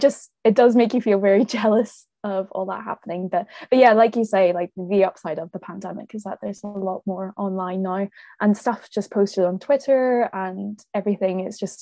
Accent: Northern Ireland, United Kingdom; as Northern Irish people, we have something different to bring to the table

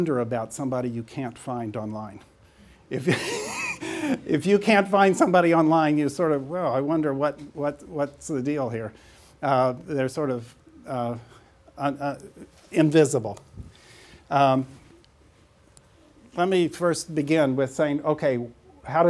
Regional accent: St. Joseph, Missouri, United States; moved away; that's me in grade school in St. Joseph, Missouri

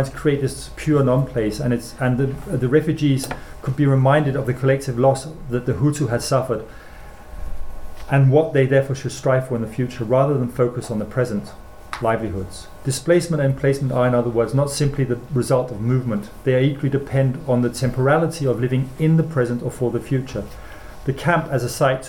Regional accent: Denmark; my school German as growing up in Denmark

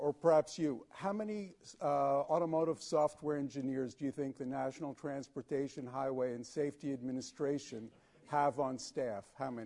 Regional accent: United States; as an American

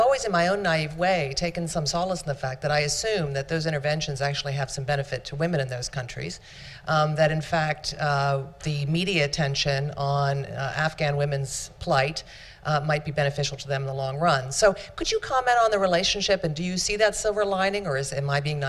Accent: United States; I'm from the United States

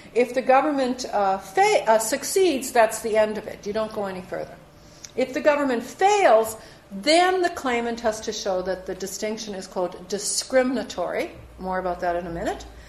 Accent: Saskatchewan, Canada; I was born in Saskatchewan, it's next year country

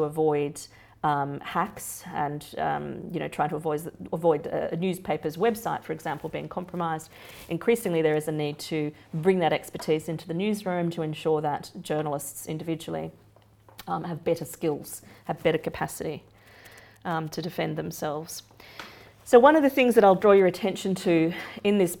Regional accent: Australia; moved away; my home country

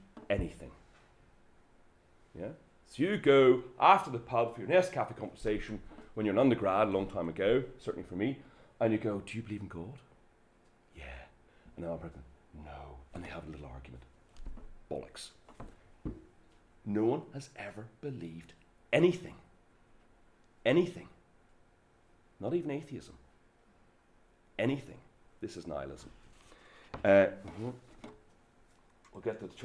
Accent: Belfast, Northern Ireland, United Kingdom; I'm from Belfast

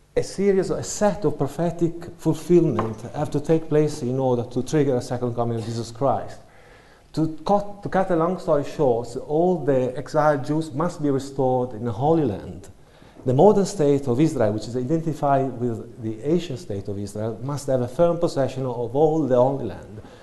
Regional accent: Italy; moved away as an adult; now in United Kingdom; I come from Italy

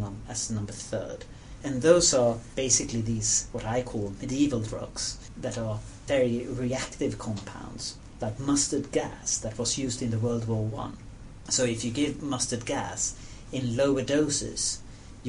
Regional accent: Sweden; I'm from Sweden

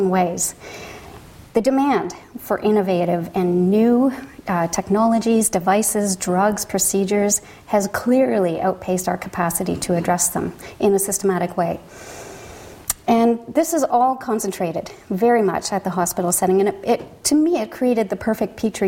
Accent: London, Ontario, Canada; I'm from Canada, from Ontario, from the City of London, where we have a Piccadilly Street and a Thames River

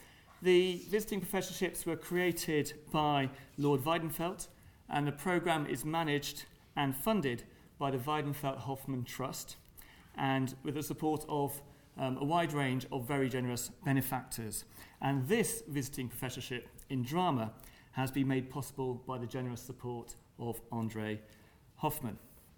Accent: Birmingham, West Midlands, United Kingdom; the great city of Birmingham, my hometown

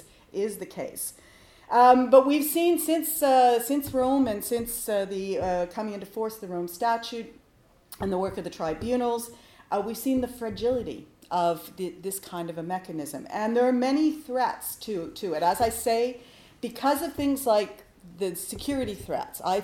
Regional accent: Winnipeg, Manitoba, Canada; moved away; also born or lived in Ottawa; I come from Winnipeg.

